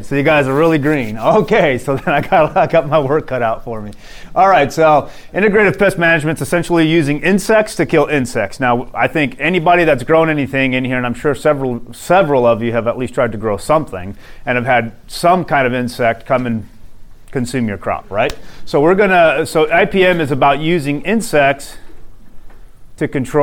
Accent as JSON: {"language": "English", "region": "Arizona", "country": "United States", "moved": "yes", "said": "I'm from Arizona originally, and now I'm back in Arizona"}